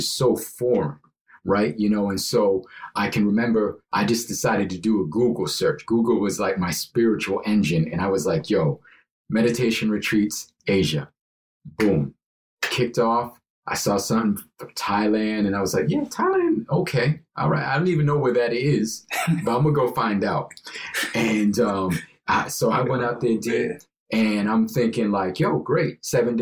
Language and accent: English; Brookline, Massachusetts, United States; I grew up in Brookline